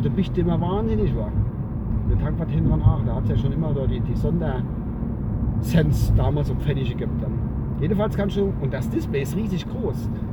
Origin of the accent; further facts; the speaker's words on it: Kusel, Rhineland-Palatinate, Germany; bei uns in Gusel